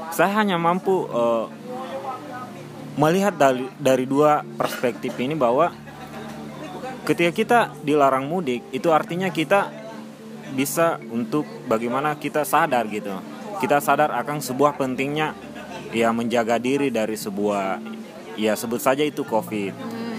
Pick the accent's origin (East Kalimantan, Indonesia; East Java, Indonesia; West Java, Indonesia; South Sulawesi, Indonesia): South Sulawesi, Indonesia; Makassar; moved away as an adult; now in Yogyakarta, Indonesia; Saya asalnya dari Sulawesi